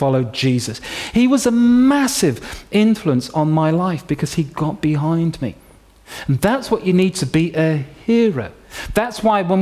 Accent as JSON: {"language": "English", "town": "York", "region": "Yorkshire and the Humber", "country": "United Kingdom", "tie": "born or raised there", "said": "When I was 16 years old, growing up in York, in Yorkshire"}